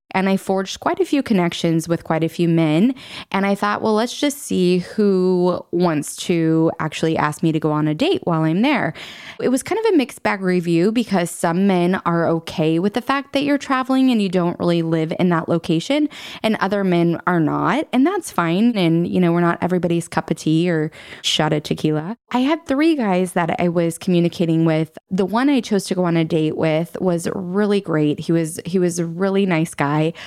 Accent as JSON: {"language": "English", "town": "Redding", "country": "United States", "tie": "born or raised there", "said": "my hometown Reading"}